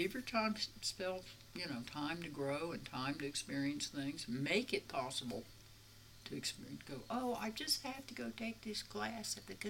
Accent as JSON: {"language": "English", "region": "the South", "country": "United States", "tie": "born or raised there", "said": "And I grew up in the South in the 50s."}